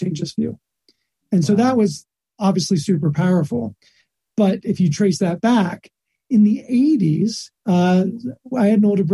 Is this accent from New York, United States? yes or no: no; Texas, United States; also born or lived in Florida; I grew up in Texas